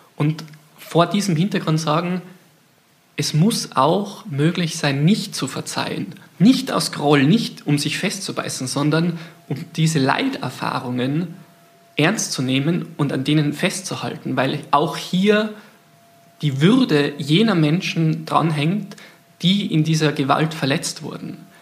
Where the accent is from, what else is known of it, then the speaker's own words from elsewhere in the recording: Austria; ich bin Österreicher